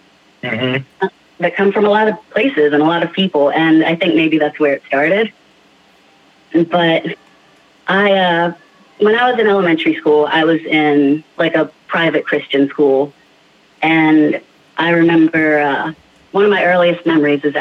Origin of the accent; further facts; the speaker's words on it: Charlotte, North Carolina, United States; I am born and mostly raised in the Charlotte, North Carolina area